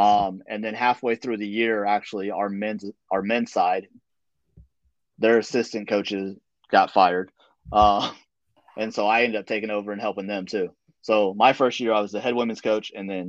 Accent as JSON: {"language": "English", "region": "the South", "country": "United States", "said": "Again, I'm from the South, so everybody talks about, you know, Southern charm and Southern gentleman and all that stuff."}